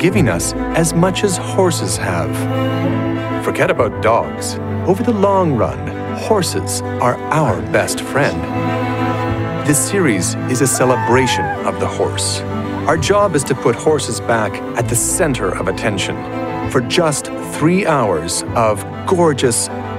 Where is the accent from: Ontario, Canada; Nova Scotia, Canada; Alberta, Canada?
Alberta, Canada; We're from Alberta, horse country.